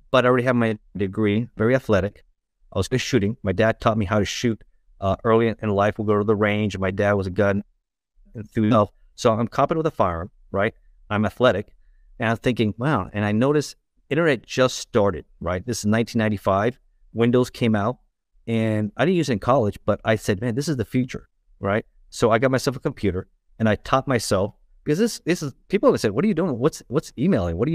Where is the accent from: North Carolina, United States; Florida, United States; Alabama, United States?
Florida, United States; Miami; also born or lived in Los Angeles, California; I was born in Los Angeles, in, in California, uh, but raised in South Florida, in uh, Miami.